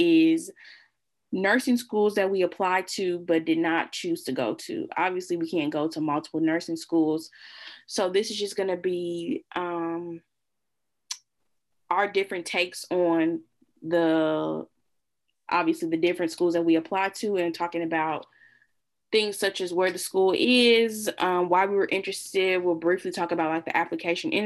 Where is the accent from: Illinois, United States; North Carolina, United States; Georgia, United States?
Illinois, United States; Illinois State is in my home state